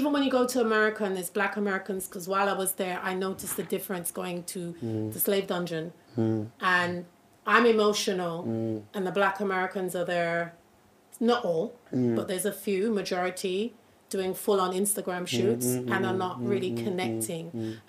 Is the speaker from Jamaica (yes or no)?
yes; Jamaica; The respect and the love being Jamaican coming to Ghana is just undeniable.